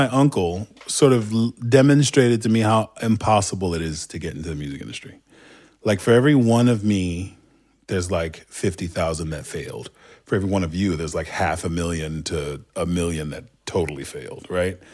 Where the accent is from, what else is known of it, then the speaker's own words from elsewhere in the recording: Istanbul, Turkey; accent: Turkish; English is a second language; also born or lived in Southern United States; now in United States; was born and raised in a part of town in Istanbul called Kadıköy